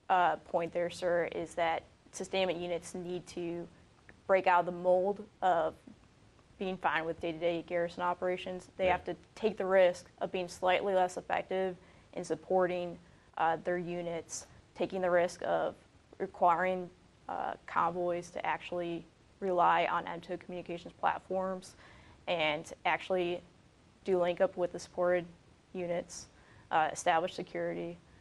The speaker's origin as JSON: {"language": "English", "region": "Minnesota", "country": "United States", "tie": "born or raised there", "moved": "yes", "said": "I grew up in Minnesota."}